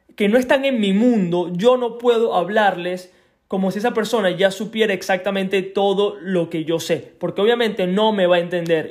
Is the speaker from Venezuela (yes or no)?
yes; Venezuela; moved away; also born or lived in Isla de Margarita; soy de Venezuela, eh, de la isla de Margarita, no soy de la isla de Margarita, pero me mudé para allá